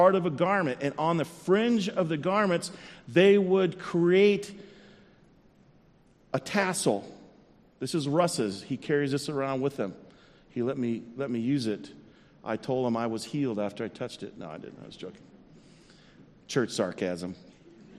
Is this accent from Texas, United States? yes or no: yes; South Central Texas, United States; I grew up in South Central Texas in the early 70s